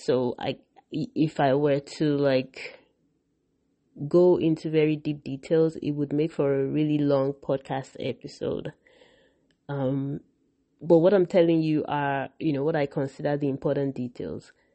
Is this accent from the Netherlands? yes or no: no; Nigeria; I grew up in Nigeria